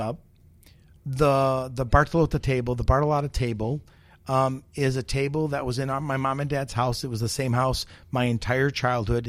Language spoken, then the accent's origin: English; United States; I'm the American